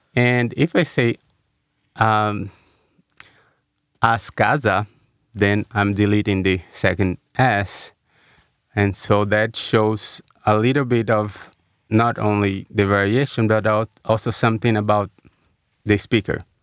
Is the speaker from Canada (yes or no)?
no; Brazil; moved away as an adult; also born or lived in São Paulo, Brazil / Washington, D.C., United States; now in United States; growing up in Brazil